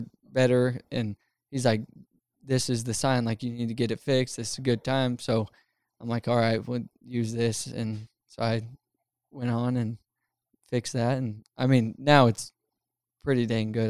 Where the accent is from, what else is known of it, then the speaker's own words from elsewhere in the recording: Utah, United States; I was growing up in Utah